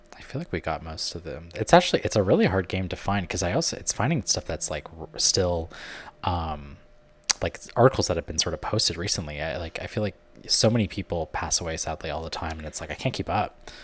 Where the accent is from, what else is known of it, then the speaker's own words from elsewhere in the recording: Canada; now in United States; I'm Canadian and living in America.